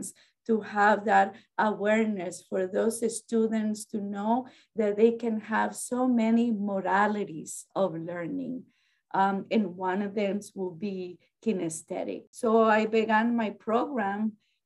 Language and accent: English; Costa Rica; English is a second language; moved away as an adult; now in United States; And I am from Costa Rica in Central America. I have been in this country for probably about 30 years now.